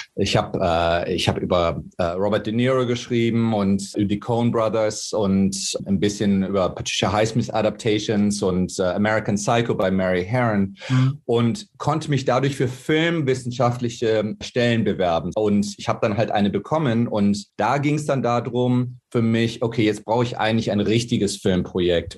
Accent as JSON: {"language": "German", "town": "Cologne", "region": "North Rhine-Westphalia", "country": "Germany", "tie": "born or raised there", "moved": "as an adult", "lives_now": "Nebraska, United States", "said": "ich bin in Köln aufgewachsen, äh, Jahrgang 1969 äh, und 1992 in die USA gegangen"}